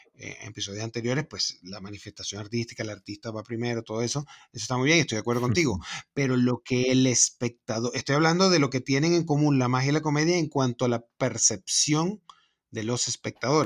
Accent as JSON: {"language": "Spanish", "country": "Venezuela", "moved": "yes", "said": "soy de Venezuela"}